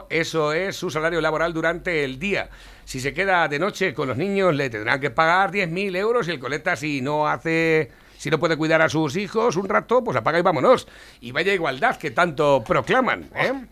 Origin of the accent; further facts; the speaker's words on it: Socuéllamos, Castilla-La Mancha, Spain; Navarro, mira, yo soy de Socuellamos y mi mujer tuvo que ir a hacerse la mamografía a una clínica privada en Tomelloso ya hace tres meses.